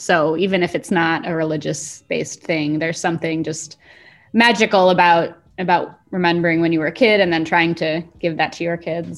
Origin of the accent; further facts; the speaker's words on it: United States; I went to a Protestant church growing up in the States